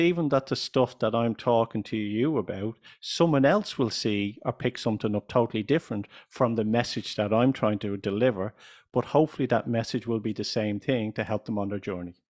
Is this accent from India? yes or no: no; Ireland; also born or lived in United States; I'm from Ireland.